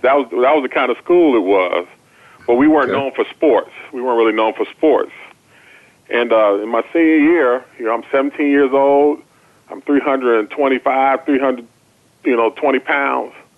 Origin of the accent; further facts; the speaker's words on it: Chicago, Illinois, United States; I grew up in Chicago